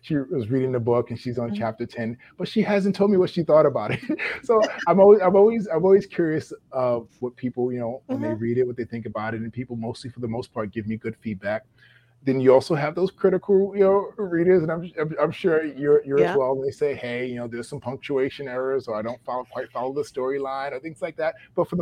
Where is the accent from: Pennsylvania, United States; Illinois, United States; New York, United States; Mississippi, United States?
New York, United States; also born or lived in Maryland; I'm from the East Coast. I'm a New Yorker